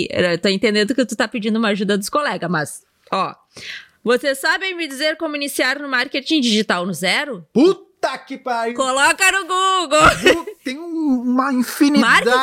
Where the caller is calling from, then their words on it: Ji-Paraná, Rondônia, Brazil; Opa, Rondônia, sou de Rondônia.